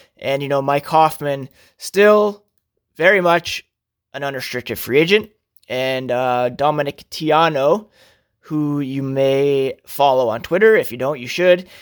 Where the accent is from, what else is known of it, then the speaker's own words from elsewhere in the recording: Toronto, Ontario, Canada; I grew up in Ontario. I was born in Toronto.